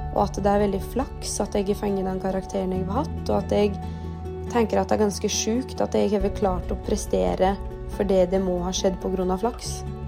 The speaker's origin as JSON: {"language": "Norwegian", "town": "Rauland", "region": "Vestfold og Telemark", "country": "Norway", "said": "Jeg kommer fra Rauland"}